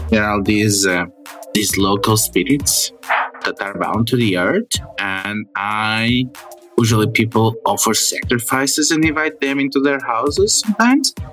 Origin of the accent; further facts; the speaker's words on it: Moldova; English is a second language; I'm from Moldova. Moldova. I don't know that I've ever been there.